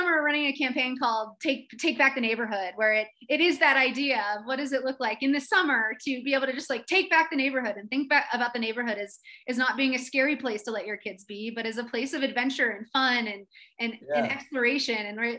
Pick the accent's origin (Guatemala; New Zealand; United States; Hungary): United States; East Coast; I grew up on the East Coast. My family moved around a little bit, but the house that I remember anyway was, we lived there from when I was 5 to about 12.